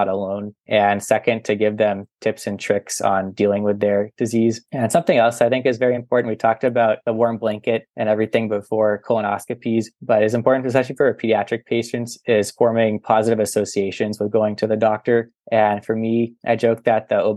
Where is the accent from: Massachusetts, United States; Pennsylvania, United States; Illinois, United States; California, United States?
Massachusetts, United States; Boston; I'm from the Boston area, and there's major hospitals